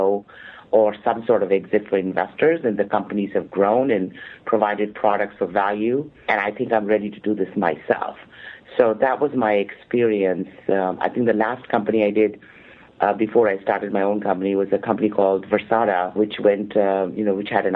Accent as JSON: {"language": "English", "country": "India", "also_born_or_lived": "Milpitas, California", "moved": "as an adult", "lives_now": "United States", "said": "I am from India, and I actually came to the U.S. somewhat accidentally"}